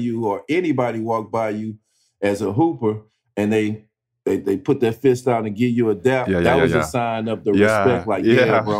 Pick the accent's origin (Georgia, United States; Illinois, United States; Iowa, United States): Illinois, United States; East St. Louis; I'm from East St. Louis. I'm a Midwest kid